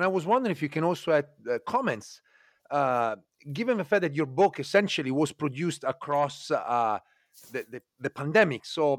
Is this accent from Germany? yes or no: no; Italy; growing up in Italy, I share some of these kind of cultural heritage